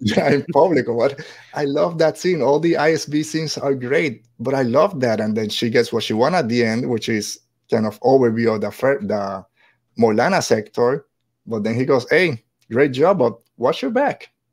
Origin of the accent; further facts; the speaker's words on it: Puerto Rico; moved away; I'm just a regular white guy, but I'm from Puerto Rico, and as sure, as soon as I open my mouth, people start asking